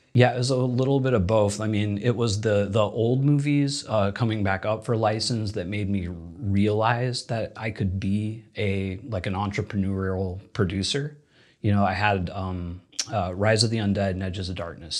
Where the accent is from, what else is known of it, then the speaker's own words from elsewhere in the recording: Indiana, United States; moved away as an adult; also born or lived in Louisiana; now in Los Angeles, United States; I grew up in Indiana